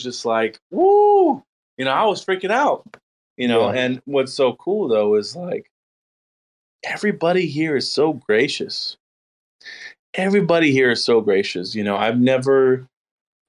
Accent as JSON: {"language": "English", "town": "Austin", "region": "Texas", "country": "United States", "tie": "born or raised there", "said": "Austin, that's my hometown"}